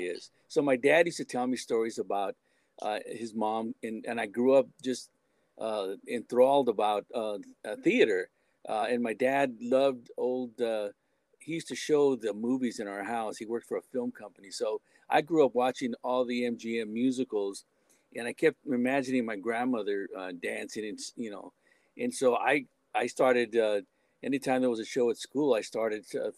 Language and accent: English; San Diego, California, United States; moved away as an adult; also born or lived in Los Angeles, United States / Sacramento, United States; now in Chesapeake Beach, United States; Born and raised in San Diego.